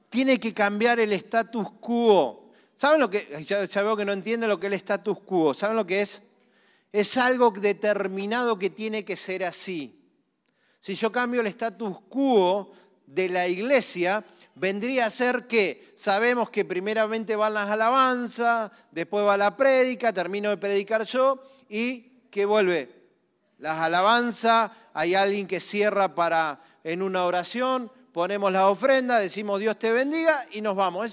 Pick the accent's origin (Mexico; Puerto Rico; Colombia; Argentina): Argentina; Somos todos argentinos